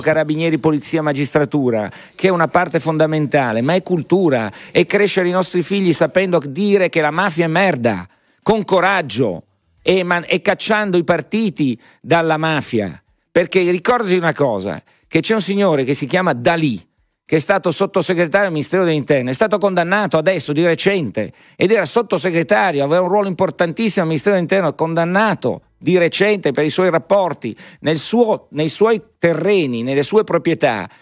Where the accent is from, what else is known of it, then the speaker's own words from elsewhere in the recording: Italy; noi italiani